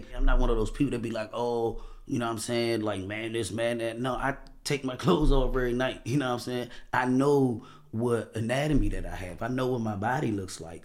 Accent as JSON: {"language": "English", "town": "Washington", "region": "District of Columbia", "country": "United States", "said": "I'm from Washington, D C"}